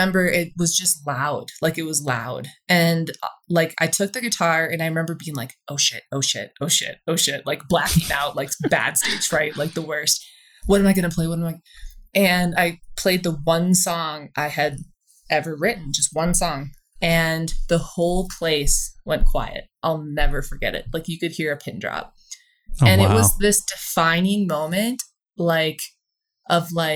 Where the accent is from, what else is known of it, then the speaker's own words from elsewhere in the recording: Stillwater, Minnesota, United States; moved away as an adult; also born or lived in Denver, Colorado; now in Aspen, United States; in Stillwater, Minnesota, like, lived, grew up there.